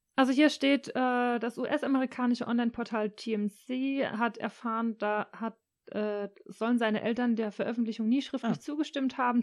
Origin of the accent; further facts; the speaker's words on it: Rhineland-Palatinate, Germany; ich als Pfälzerin